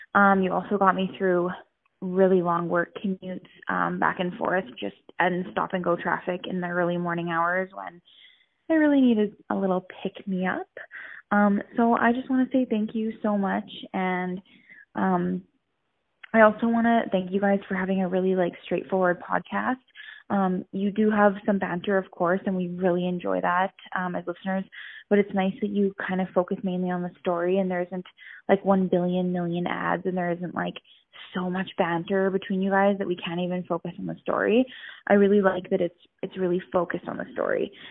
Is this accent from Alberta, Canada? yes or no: yes; Edmonton, Alberta, Canada; I'm from Edmonton, Alberta, Canada